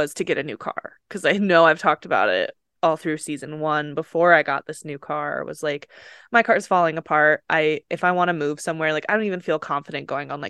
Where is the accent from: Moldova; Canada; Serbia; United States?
United States; Utah; So leaving Utah or my hometown has always been something I wanted to do.